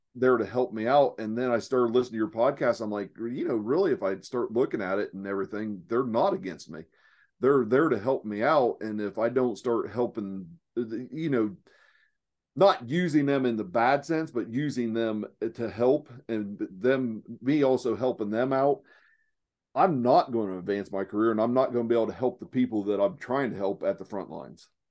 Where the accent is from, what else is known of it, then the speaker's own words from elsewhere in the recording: southeast Ohio, United States; accent: hillbilly; now in Phoenix, United States; I'm from Ohio. I'm from the southeast corner of Ohio